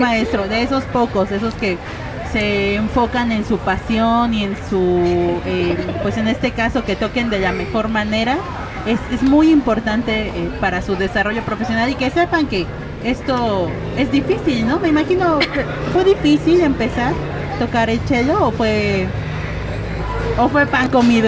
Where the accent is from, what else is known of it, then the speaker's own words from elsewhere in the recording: Mexico City, Mexico; nací siendo un albur en la Ciudad de México